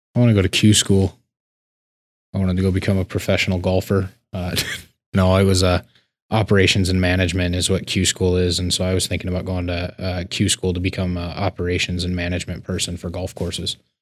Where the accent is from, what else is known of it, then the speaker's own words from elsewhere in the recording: Laurel, Montana, United States; also born or lived in Billings, Montana; I was born and raised in Laurel, but we're a suburb of Billings